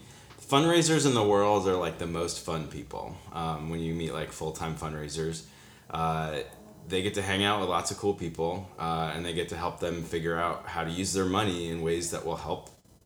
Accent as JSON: {"language": "English", "region": "Vermont", "country": "United States", "tie": "born or raised there", "also_born_or_lived": "Williamsport, Pennsylvania / Massachusetts", "moved": "as an adult", "lives_now": "Pittsburgh, United States", "said": "I was born and raised in Vermont."}